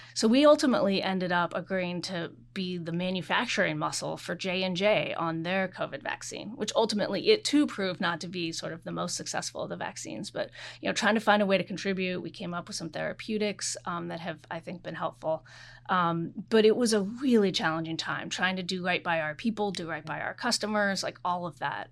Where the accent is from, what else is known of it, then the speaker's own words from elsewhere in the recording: Oregon, United States; moved away; I am from Oregon. I'm a very proud Pacific Northwesterner.